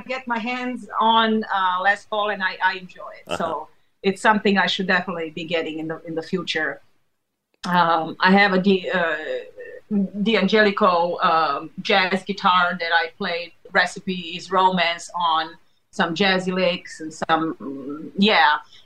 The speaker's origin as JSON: {"language": "English", "country": "Serbia", "tie": "born or raised there", "moved": "yes", "said": "we grew up in Serbia"}